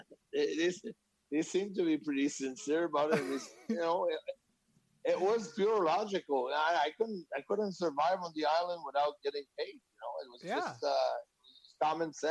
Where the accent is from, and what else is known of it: Quebec, Canada; moved away